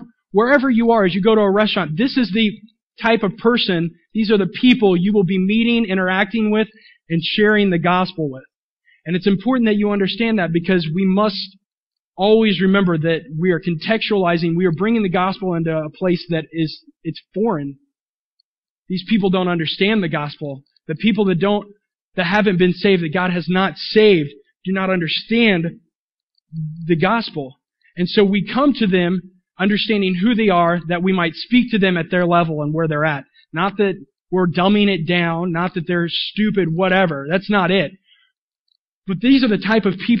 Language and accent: English; Willard, Missouri, United States; now in Springfield, United States; I grew up in Willard, Missouri